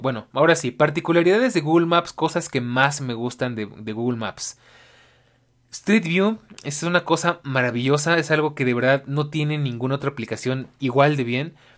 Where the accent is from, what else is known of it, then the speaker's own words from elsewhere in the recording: Mexico City, Mexico; como latinoamericano, como ciudadano de la Ciudad de México y como pues mexicano